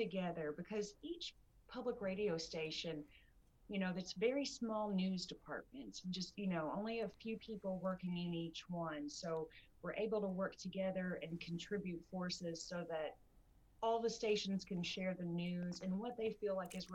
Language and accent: English; Richmond, Kentucky, United States; I am from Kentucky. I'm actually born and raised in Richmond